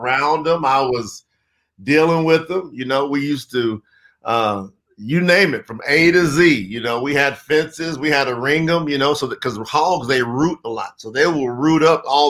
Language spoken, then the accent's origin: English; Winchester, Kentucky, United States; I was born in Winchester, Kentucky. I'm a country boy, Southern boy